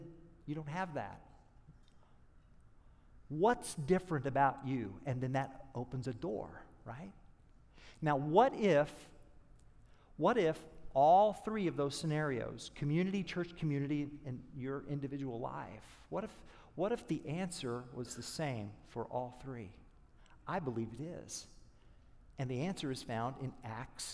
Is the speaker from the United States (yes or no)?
yes; Oklahoma, United States; I'm from Oklahoma